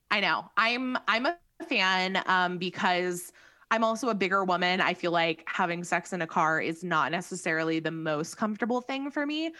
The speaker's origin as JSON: {"language": "English", "region": "California", "country": "United States", "said": "we're from California"}